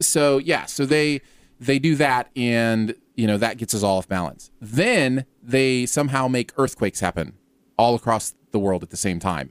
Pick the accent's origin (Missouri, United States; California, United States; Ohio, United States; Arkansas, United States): Ohio, United States; moved away; I lived right near there when I was growing up in Ohio.